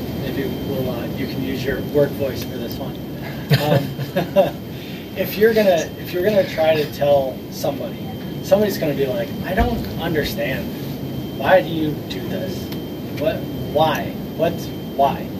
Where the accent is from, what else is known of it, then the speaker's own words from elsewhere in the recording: Buffalo, New York, United States; now in Rochester, United States; I grew up in Buffalo and came here.